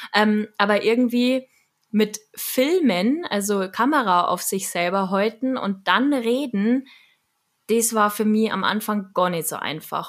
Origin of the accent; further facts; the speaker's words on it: Munich, Bavaria, Germany; accent: Bavarian; ich bin ja auch in München geboren und habe halt dementsprechend den Dialekt